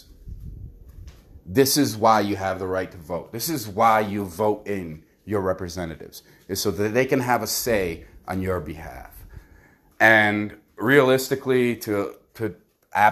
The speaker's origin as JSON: {"language": "English", "country": "United States", "said": "us as American people"}